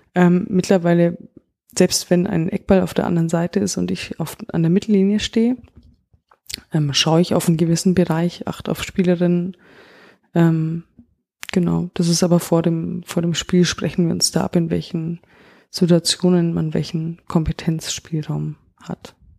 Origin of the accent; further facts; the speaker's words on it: Augsburg, Bavaria, Germany; Ich komme selber aus Augsburg